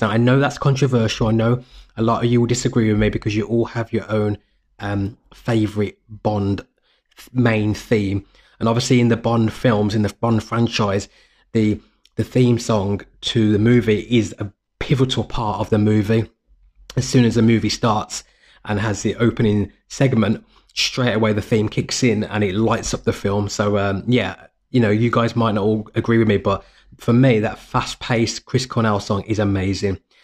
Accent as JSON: {"language": "English", "country": "United Kingdom", "said": "living in the U K, we, we, you know, it was part of our, of the Britishness"}